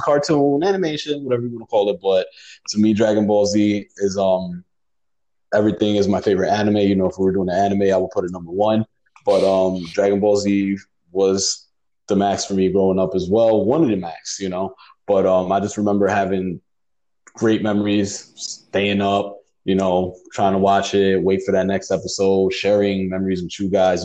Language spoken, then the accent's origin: English; New York City, New York, United States; also born or lived in Puerto Rico; growing up in the Bronx.